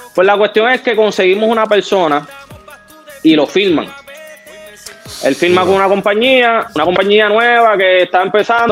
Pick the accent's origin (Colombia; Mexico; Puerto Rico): Puerto Rico; Yo soy de aquí de Puerto Rico, sangre dominicana